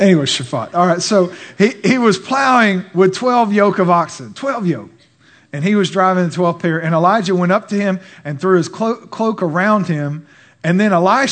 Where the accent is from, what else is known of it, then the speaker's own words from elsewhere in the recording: Texas, United States; I'm Texan